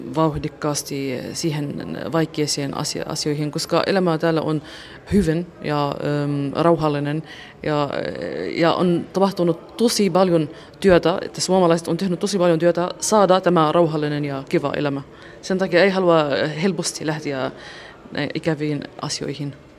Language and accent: Finnish; Suwayda, As-Suwayda Governorate, Syria; Finnish is a second language; moved away as an adult; now in Espoo, Finland; Suvaidasta. Se on Etelä-Syyria